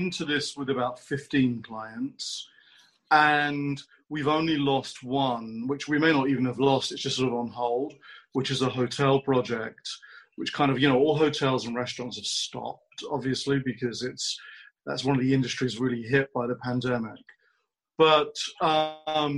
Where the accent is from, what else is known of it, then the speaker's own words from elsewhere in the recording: London, United Kingdom; moved away as an adult; now in Los Angeles, United States; I'm from London